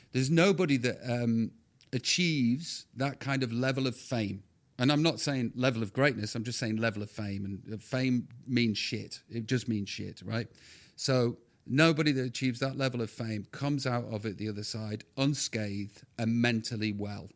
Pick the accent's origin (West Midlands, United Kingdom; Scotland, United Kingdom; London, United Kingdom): West Midlands, United Kingdom; Stoke-on-Trent; I'm just knobhead from Stoke